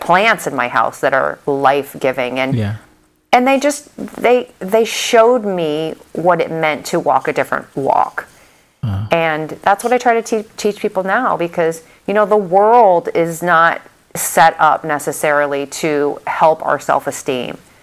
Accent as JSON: {"language": "English", "town": "St. Louis", "region": "Missouri", "country": "United States", "also_born_or_lived": "Dallas, Texas", "moved": "yes", "lives_now": "Miami, United States", "said": "I'm from St. Louis originally, and then I lived in Dallas for many, many years"}